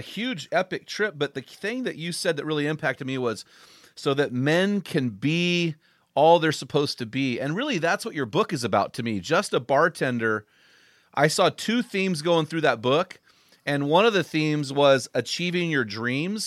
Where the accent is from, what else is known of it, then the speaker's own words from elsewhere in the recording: Morro Bay, California, United States; I grew up in Morro Bay, so just down the road from you.